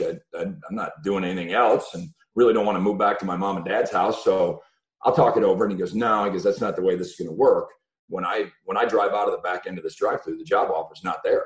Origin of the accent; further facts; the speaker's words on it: Buffalo, New York, United States; moved away; I'm from Buffalo, New York, and the Buffalo area